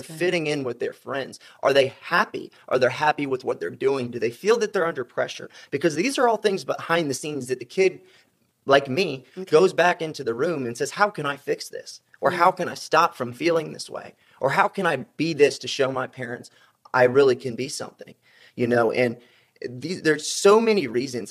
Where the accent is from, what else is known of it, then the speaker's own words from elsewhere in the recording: South Carolina, United States; moved away; I'm from South Carolina originally